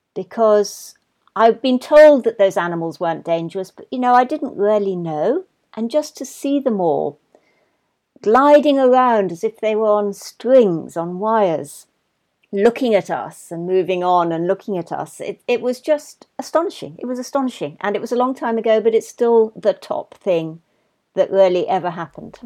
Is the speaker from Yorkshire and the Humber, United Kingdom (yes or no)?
no; London, United Kingdom; I was brought up in London